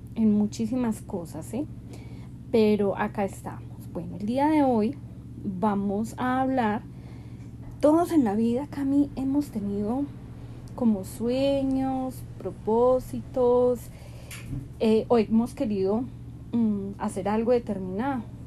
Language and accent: Spanish; Pereira, Risaralda, Colombia; also born or lived in Bogotá; cuando tenía 19 años me fui a vivir a Bogotá con mi hermano mayor, porque acá en Pereira imposible, primero mi papá no me dejaba